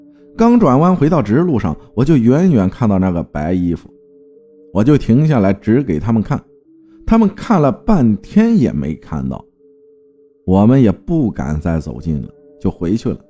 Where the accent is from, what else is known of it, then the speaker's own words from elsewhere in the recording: Yangzhou, Jiangsu, China; 我的老家在江苏扬州的一个小县城的乡下，叫做浦头，地理位置靠近泰州。